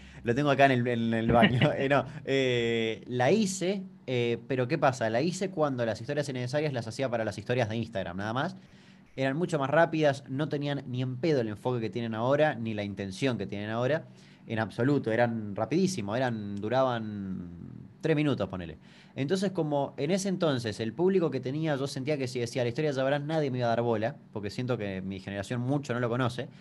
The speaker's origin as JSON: {"language": "Spanish", "region": "Chaco", "country": "Argentina", "said": "soy de Chaco"}